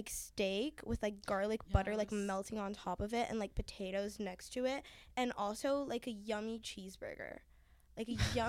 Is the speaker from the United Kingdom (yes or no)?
no; Haiti; moved away; also born or lived in Miami; I'm from the Caribbean. Shout out Haiti. That's where I'm from. Well, I was born in Miami, but then I moved to Haiti. So, like, I'm from Haiti, in my opinion.